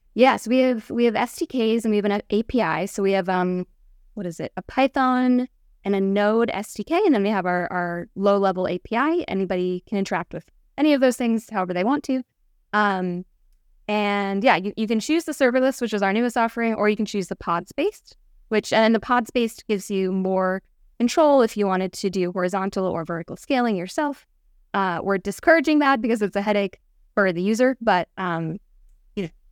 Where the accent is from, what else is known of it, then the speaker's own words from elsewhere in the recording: Westchester, New York, United States; moved away as an adult; also born or lived in Oregon; now in Bay Area, United States; From Westchester